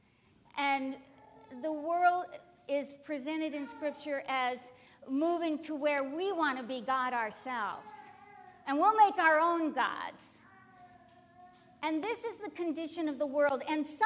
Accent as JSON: {"language": "English", "country": "United States", "tie": "born or raised there", "said": "I was born in this country. I'm thankful I'm an American"}